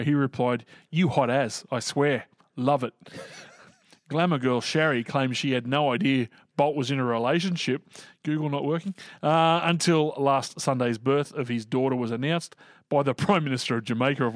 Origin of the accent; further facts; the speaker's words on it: Sydney, New South Wales, Australia; I'm from Sydney.